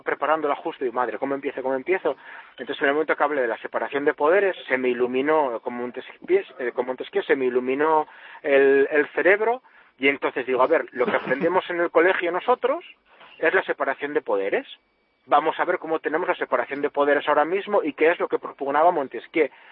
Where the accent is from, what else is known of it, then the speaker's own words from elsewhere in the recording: Asturias, Spain; como decimos aquí en Asturias